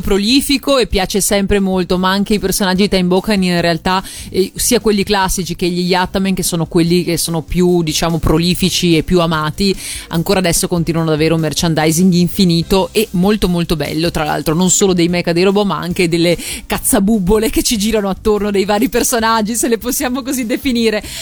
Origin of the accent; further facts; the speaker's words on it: Veneto, Italy; che sono veneta come te